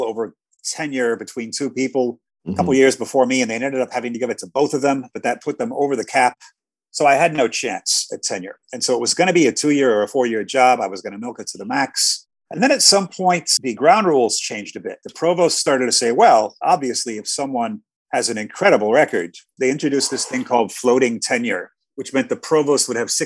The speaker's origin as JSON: {"language": "English", "region": "Iowa", "country": "United States", "tie": "born or raised there", "also_born_or_lived": "Chicago", "moved": "as an adult", "lives_now": "Cairo, Egypt", "said": "I grew up in Iowa, so I'm used to gloomy winters and cold winters"}